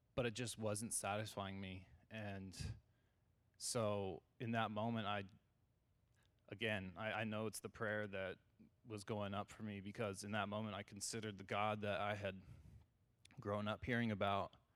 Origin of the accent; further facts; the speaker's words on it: California, United States; I grew up in California